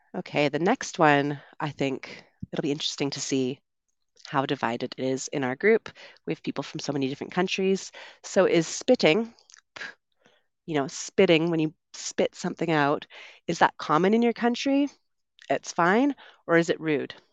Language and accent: English; Vancouver, British Columbia, Canada; moved away as an adult; also born or lived in London, United Kingdom / São Paulo, Brazil; I'm originally from Canada. I grew up on the West Coast in Vancouver